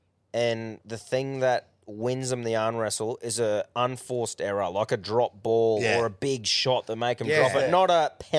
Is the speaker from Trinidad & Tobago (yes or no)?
no; Queensland, Australia; as a Queenslander